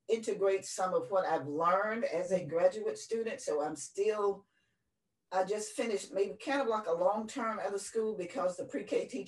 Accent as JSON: {"language": "English", "region": "Mississippi", "country": "United States", "tie": "born or raised there", "said": "I was born and bred in this great state of Mississippi"}